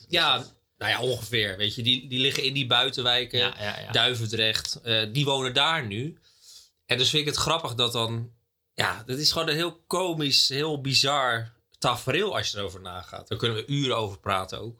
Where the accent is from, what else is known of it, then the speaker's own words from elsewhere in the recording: Capelle aan den IJssel, South Holland, Netherlands; Ik ben in Capelle geboren, maar ik, dat is Rotterdam